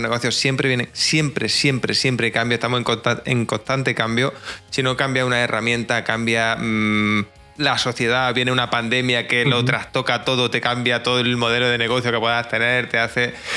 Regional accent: Jaén, Andalusia, Spain; soy de Jaén, un pueblecito que, vive prácticamente del campo

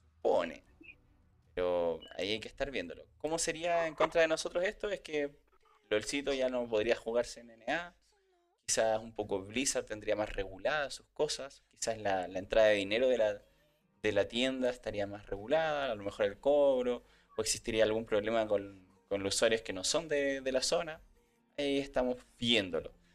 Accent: Chile; como buen chileno

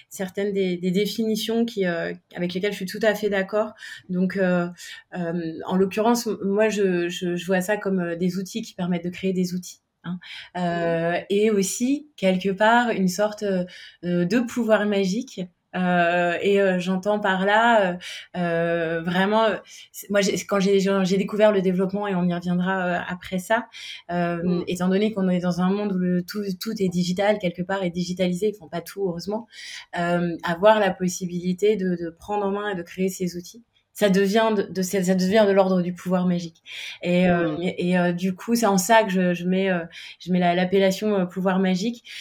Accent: Paris, Île-de-France, France; j'ai 38 ans, je suis parisienne.

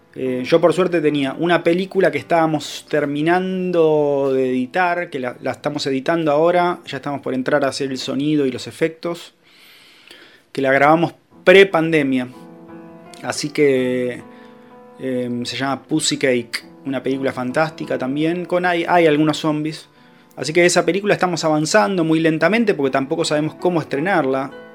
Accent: Haedo, Buenos Aires Province, Argentina; acá en Aedo, de donde soy yo

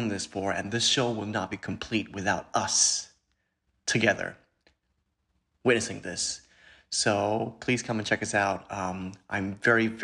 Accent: Singapore; now in New York City, United States; I was born and raised in Singapore

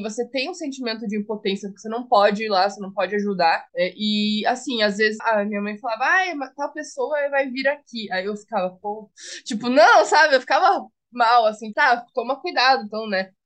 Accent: Paraná, Brazil; Eu sou do Paraná

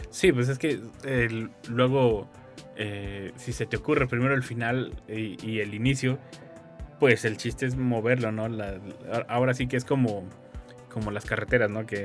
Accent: San Luis Potosí, Mexico; Sí, nací, crecí en San Luis Potosí.

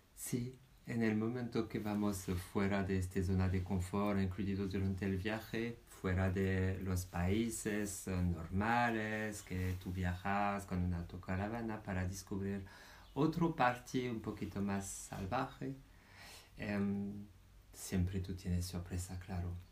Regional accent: France; moved away as an adult; now in Spain; yo soy francés.

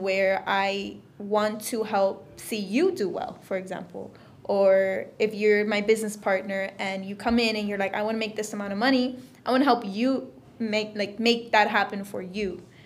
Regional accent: Florida, United States; I'm originally from Florida

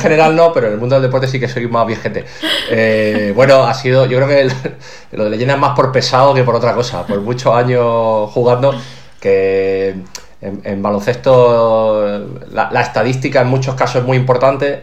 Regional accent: Málaga, Andalusia, Spain; yo soy un tío de Málaga que ha jugado muchos años en Málaga, rodeado de familia

